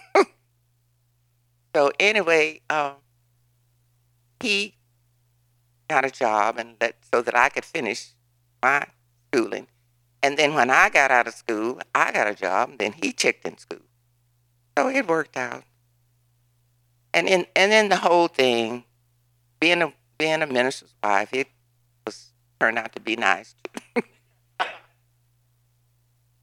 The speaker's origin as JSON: {"language": "English", "region": "Oklahoma", "country": "United States", "moved": "as an adult", "said": "I am from Oklahoma"}